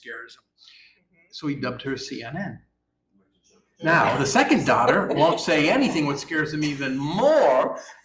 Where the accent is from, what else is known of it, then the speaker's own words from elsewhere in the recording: Westmoreland, New York, United States; now in Alpharetta, United States; Upstate New York, outside of Syracuse